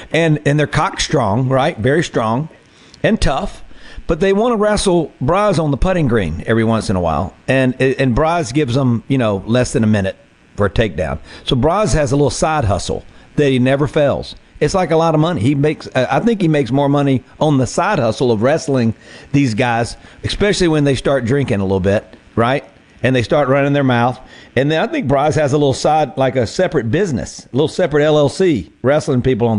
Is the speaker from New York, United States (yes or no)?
no; Mississippi Delta, United States; where I grew up in the Delta.